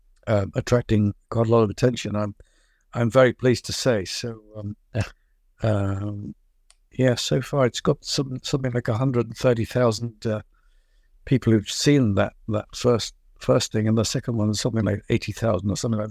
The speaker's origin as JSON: {"language": "English", "region": "London", "country": "United Kingdom", "tie": "born there", "said": "I was born in 1950 in London, and London was a very polluted, smoky, steam-driven affair."}